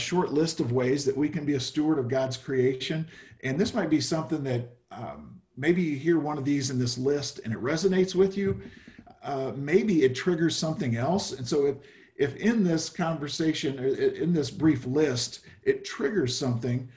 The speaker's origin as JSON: {"language": "English", "region": "Midwest", "country": "United States", "tie": "born or raised there", "moved": "yes", "lives_now": "San Rafael, United States", "said": "I grew up in the Midwest"}